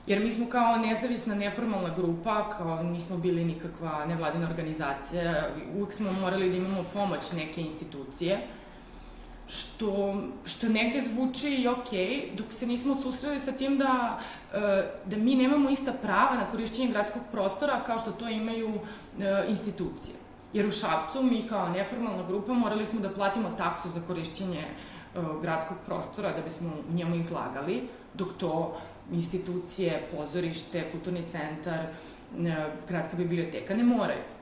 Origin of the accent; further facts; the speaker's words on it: Šabac, Mačva District, Serbia; I mi smo oboje iz Šapca